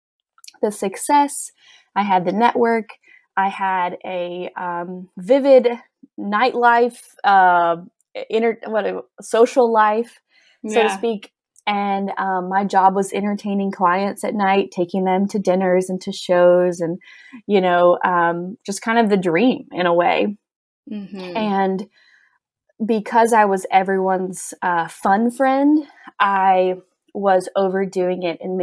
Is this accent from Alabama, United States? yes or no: yes; Gulf Coast of Alabama, United States; moved away as an adult; also born or lived in New York; now in Tennessee, United States; I'm from Alabama, small town girl. I grew up on the Gulf Coast of Alabama